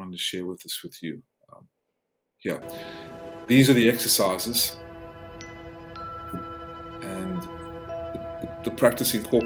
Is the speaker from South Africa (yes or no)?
yes; South Africa; also born or lived in Georgia, United States; now in United States; they fled to South Africa. That was where I was born. And I immigrated to the States in 1995 to become the first American citizen in my family.